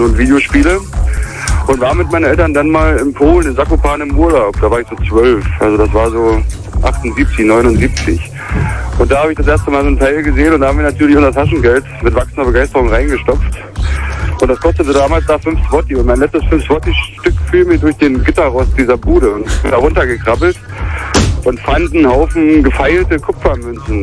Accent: East Germany, Germany; bin ich im Osten groß geworden

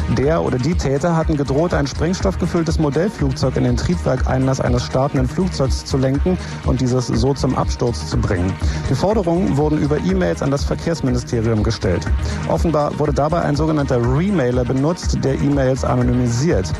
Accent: West Germany, Germany; bei uns im Westen

